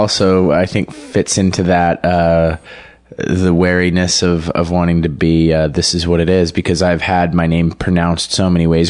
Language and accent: English; Denver, Colorado, United States; moved away as an adult; I was born in Denver. Okay. Grew up like in the suburbs. So kind of like born in the city center and then raised in the sort of trashy strip mall suburbs